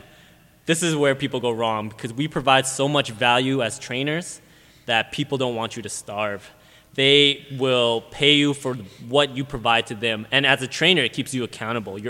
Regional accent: Whitehorse, Yukon, Canada; moved away as an adult; also born or lived in Camrose, Alberta; now in Alberta, Canada; I'm actually from Whitehorse, Yukon, so I got a scholarship and I was recruited out here, hence why I'm in Alberta now

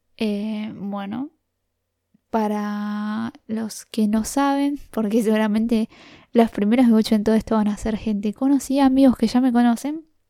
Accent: La Plata, Buenos Aires Province, Argentina; soy de La Plata, del barrio Los Hornos

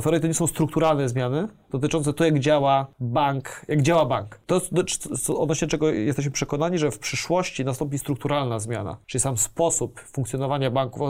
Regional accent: Poland; jestem z Polski

